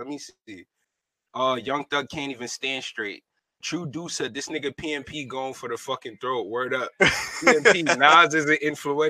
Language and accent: English; New York, United States; I'm from Uptown Bronx